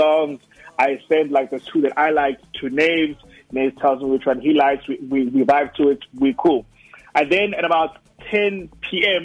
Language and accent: English; Durban, KwaZulu-Natal, South Africa; growing up in Durban, like in Montclair in Durban